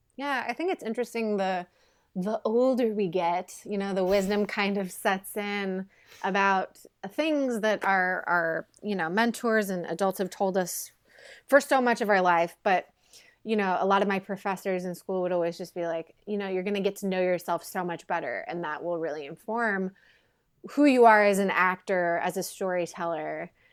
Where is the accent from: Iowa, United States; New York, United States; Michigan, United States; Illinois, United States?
Illinois, United States; Quincy; moved away as an adult; now in Los Angeles, United States; Quincy is, uh, my hometown, Quincy, Illinois